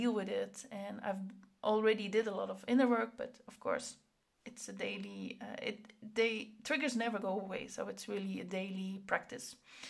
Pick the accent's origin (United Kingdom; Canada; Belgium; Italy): Belgium; Flanders; accent: Flemish; now in Netherlands; I grew up in Belgium, so I have a Flemish, I speak Flemish, and then I moved to the Netherlands, and then I had a Flemish accent.